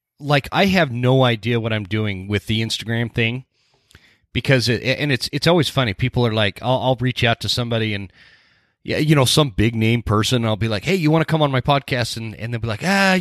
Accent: Utah, United States; moved away as an adult; also born or lived in North Carolina; now in North Idaho, United States; I grew up in Utah

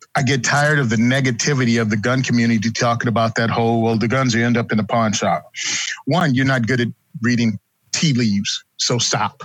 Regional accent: Virginia, United States; moved away as an adult; now in New Jersey, United States; born and raised in Virginia, moved to New Jersey after I got out

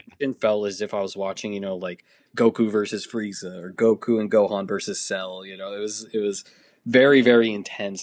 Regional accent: Massachusetts, United States; I'm from Massachusetts

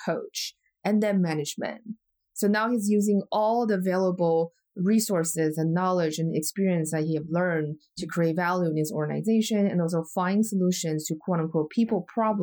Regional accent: Taiwan; moved away; I'm from Taiwan originally, we're really close to China in many different ways culturally

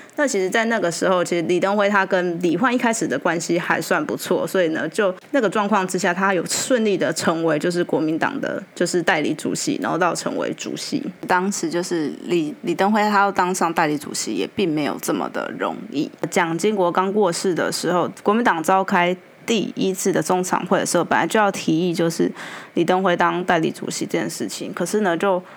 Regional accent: Taiwan; 因为他当总统的时候是我们小时候的事情，对，就从。一九九八一九八八年到两千年，那其实像我自己是一九八九年

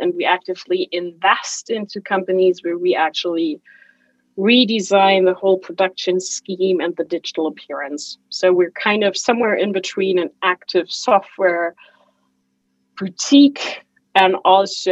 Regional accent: Germany; also born or lived in Chicago / Hamburg; I flew back to Germany

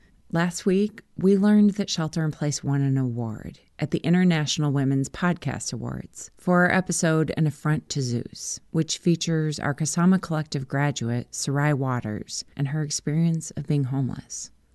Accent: Minnesota, United States; moved away as an adult; now in Oakland, United States; As a kid growing up in Minnesota

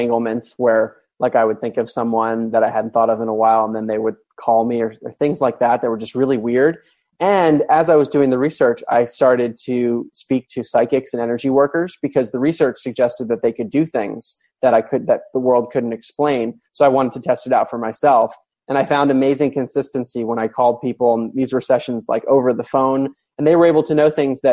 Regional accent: Maryland, United States; I grew up in Maryland

